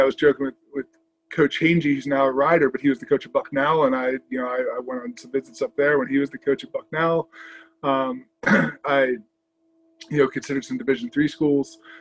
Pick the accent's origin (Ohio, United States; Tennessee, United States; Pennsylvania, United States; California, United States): Pennsylvania, United States; Lancaster; also born or lived in Virginia; now in Philadelphia, United States; I grew up in Lancaster, Pennsylvania